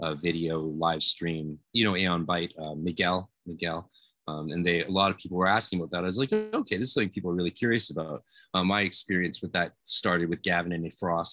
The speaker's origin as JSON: {"language": "English", "country": "Canada", "said": "I'm Canadian"}